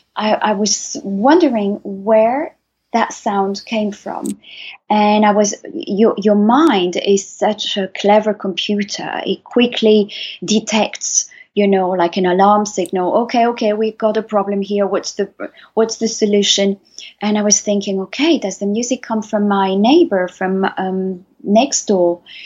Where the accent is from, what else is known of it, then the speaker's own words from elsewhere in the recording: Paris, Île-de-France, France; now in Loire Valley, France; my story starts almost 47 years ago in Paris, where I was born, from a, uh, um, a Spanish father and mother